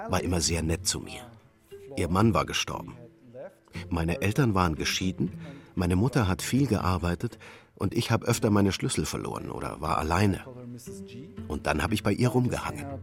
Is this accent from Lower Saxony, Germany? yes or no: no; Berlin, Germany; Ich bin in Wilmersdorf aufgewachsen, uh, in einem absolut durchschnittlichen Viertel.